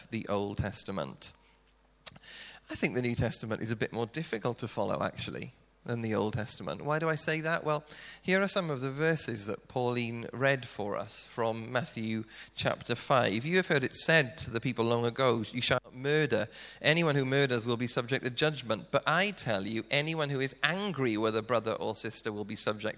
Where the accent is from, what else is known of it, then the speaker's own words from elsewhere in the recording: South Wales, United Kingdom; moved away; being Welsh, we tend to talk really quickly, and if I was doing this in Wales, I reckon I could probably talk at twice the speed, which means I could probably get through about 30 minutes in my old church in South Wales